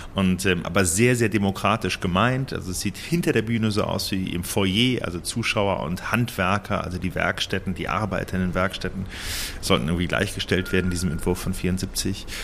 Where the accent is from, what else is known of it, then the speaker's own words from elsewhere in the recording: between Cologne and Bonn, North Rhine-Westphalia, Germany; also born or lived in Berlin / Lucerne; now in Basel, Switzerland; ich bin in Köln geboren, in der Klinik und bin zwischen Köln und Bonn auf dem Land aufgewachsen